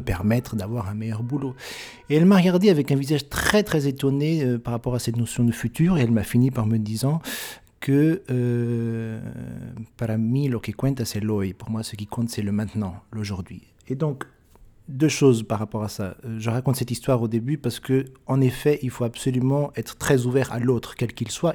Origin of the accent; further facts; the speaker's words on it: France; je suis français